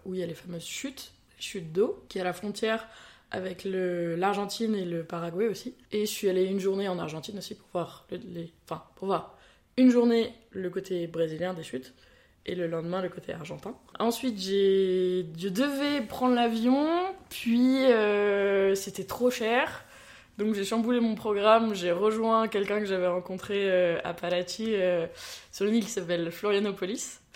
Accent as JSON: {"language": "French", "country": "France", "said": "en tant que petite française"}